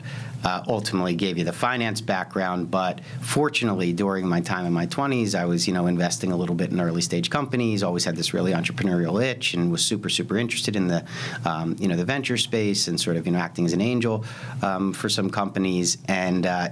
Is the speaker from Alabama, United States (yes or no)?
no; Lower Merion, Pennsylvania, United States; I grew up in Philadelphia, right outside Philadelphia, in an area called Lower Merion